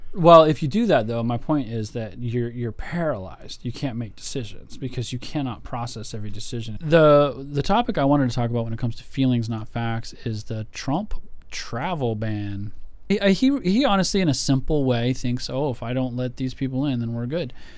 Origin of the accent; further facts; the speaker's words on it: United States; for me as an American, as a patriot here